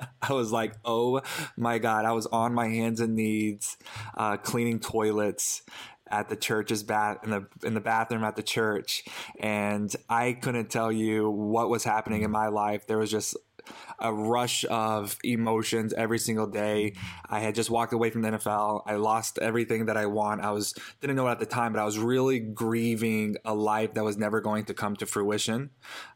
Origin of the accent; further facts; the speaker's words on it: the Bible Belt, United States; growing up in the Bible Belt